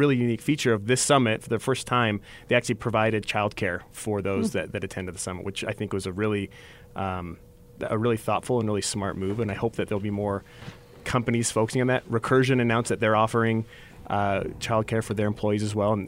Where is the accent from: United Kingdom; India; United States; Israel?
United States; Southern California; moved away as an adult; also born or lived in Alberta, Canada / Hawaii; now in Utah, United States; raised in Southern California